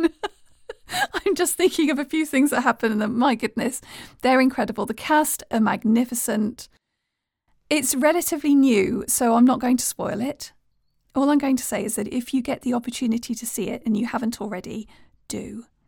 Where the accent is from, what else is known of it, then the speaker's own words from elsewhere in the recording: United Kingdom; being British